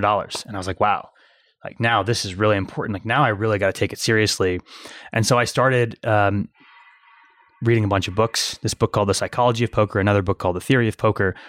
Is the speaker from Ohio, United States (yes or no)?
yes; Cincinnati, Ohio, United States; also born or lived in Iran / Michigan; Spent most of my childhood in Cincinnati, Ohio